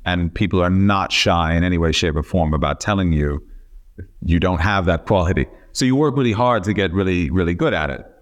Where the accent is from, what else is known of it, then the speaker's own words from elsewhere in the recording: Miami, Florida, United States; moved away; also born or lived in Memphis, Tennessee; I was born in Memphis, Tennessee, but, uh, when I was about five months old, my family moved to Miami.